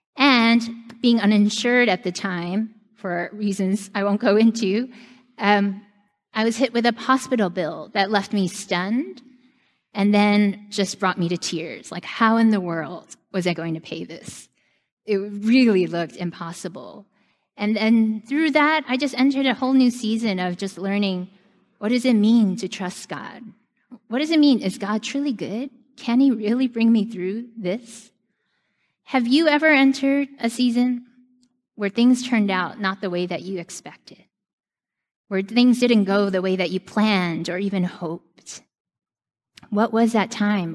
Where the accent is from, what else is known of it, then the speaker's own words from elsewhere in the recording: New York, United States; New York is my home my whole life